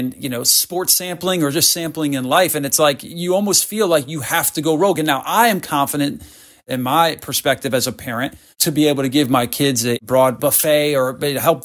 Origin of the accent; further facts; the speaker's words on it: Northeast, United States; now in North Carolina, United States; I grew up in the Northeast